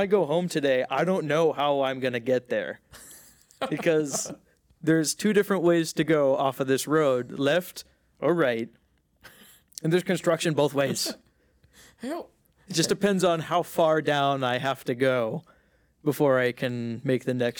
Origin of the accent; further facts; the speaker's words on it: Philadelphia, Pennsylvania, United States; I moved here from Philly. Philly's not great.